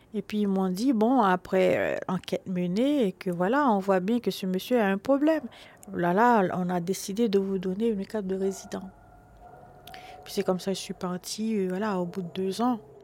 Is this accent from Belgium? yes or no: no; Haiti; born or raised there; now in Paris, France